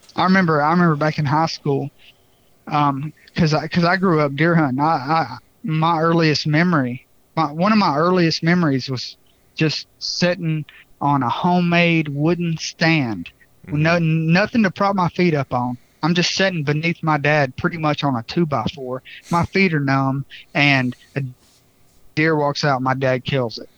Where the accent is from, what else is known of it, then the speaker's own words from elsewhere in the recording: Bartow County, Georgia, United States; I grew up in Bartow County, Georgia